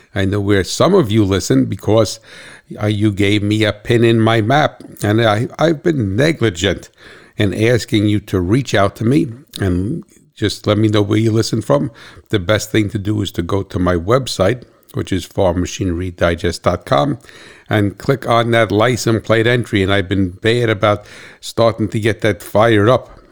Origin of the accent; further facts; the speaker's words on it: New Jersey, United States; I'm from New Jersey